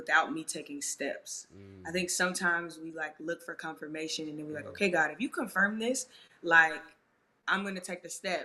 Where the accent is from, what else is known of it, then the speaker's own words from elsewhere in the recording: Chicago, Illinois, United States; now in Los Angeles, United States; I am originally from Chicago, Illinois. Yeah. I currently reside in Los Angeles, California.